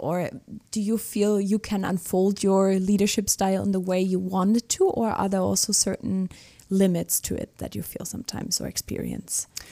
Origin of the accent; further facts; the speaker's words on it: Germany; I'm from Germany.